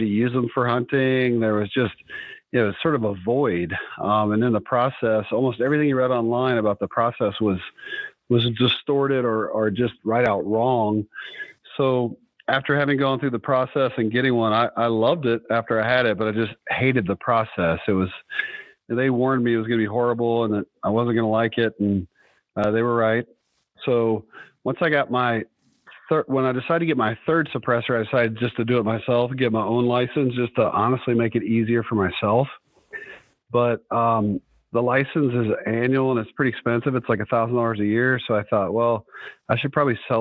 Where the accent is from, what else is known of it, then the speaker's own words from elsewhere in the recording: Southeast, United States; moved away as an adult; now in South Dakota, United States; I'm originally born and raised in the Southeast, but relocated to South Dakota